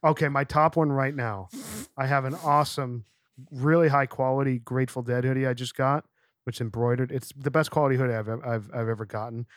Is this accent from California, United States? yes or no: no; Scranton, Pennsylvania, United States; moved away; We're, we're Nepa boys